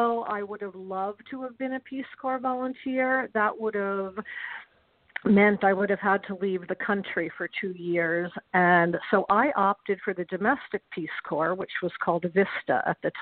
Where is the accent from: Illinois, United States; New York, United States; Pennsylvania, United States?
New York, United States; moved away as an adult; also born or lived in Tucson; now in Pacific Northwest, United States; growing up in New York